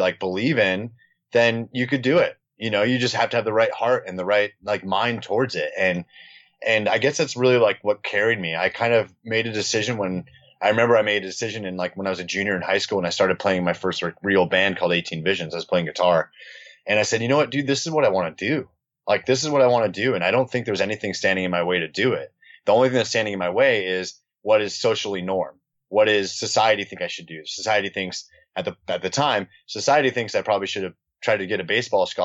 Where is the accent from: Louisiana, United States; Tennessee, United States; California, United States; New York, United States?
California, United States; Newport Beach; also born or lived in Costa Mesa; we grew up in Newport Beach